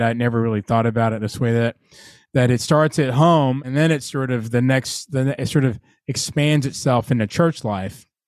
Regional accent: Atlanta, Georgia, United States; now in Virginia, United States; I, grew up in Atlanta

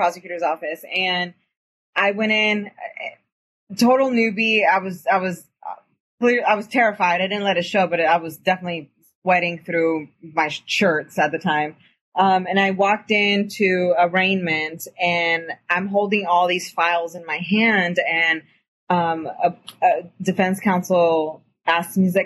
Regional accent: Eastern Washington, United States; I'm from Eastern Washington

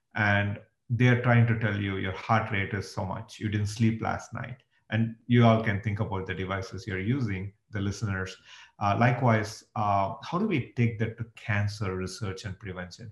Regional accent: India; moved away as an adult; now in United States; I grew up in India and I moved to the US 20 years ago

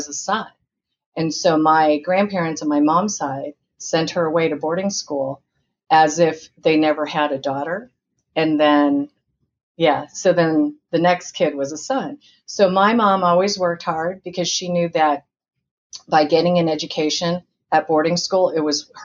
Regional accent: Indiana, United States; now in Orange County, United States; I was born in Indiana

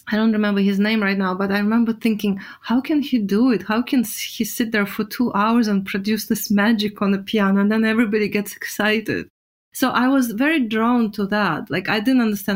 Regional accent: Russia; we grew up in Russia

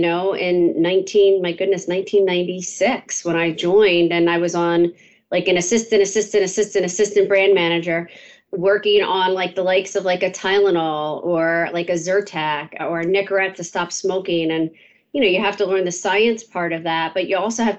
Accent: outside of Philadelphia, Pennsylvania, United States; I grew up outside of Philadelphia in the suburbs. I went to the local public high school called Conestoga

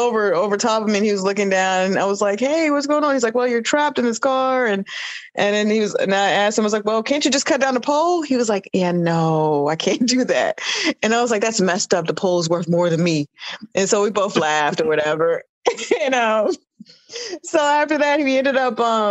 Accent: Washington, District of Columbia, United States; I grew up in Washington, D.C.

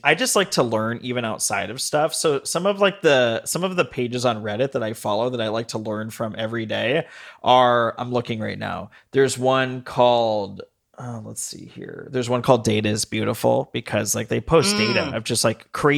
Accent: Las Vegas, Nevada, United States; also born or lived in Denver; now in Long Beach, United States; I grew up in Vegas where everything's kind of new. Moved to Denver.

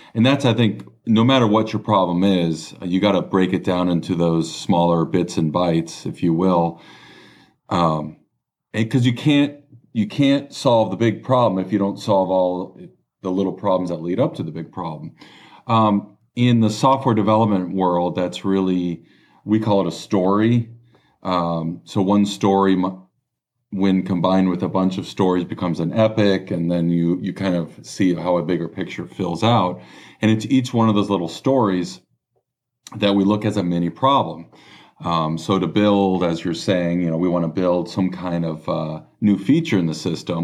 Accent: Los Angeles, California, United States; I was born and raised in Los Angeles. Um, Southern California, grew acro-, grew up across the street pretty much from the beach

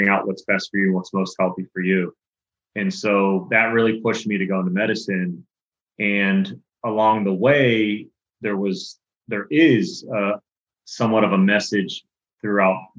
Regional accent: Pittsburgh, Pennsylvania, United States; I grew up in Pittsburgh, Pennsylvania

